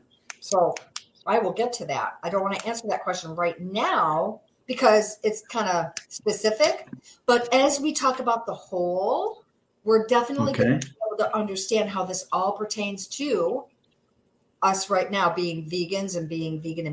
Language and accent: English; Seneca Falls, New York, United States; I was born and raised in Seneca Falls, went to Minders Academy, graduated from Minders Academy, but I could not wait to get out of this one horse town.